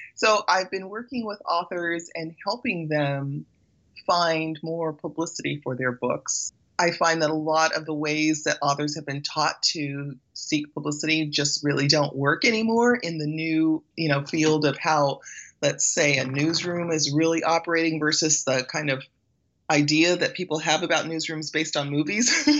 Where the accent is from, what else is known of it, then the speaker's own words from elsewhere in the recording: Belize; moved away; I was born in Belize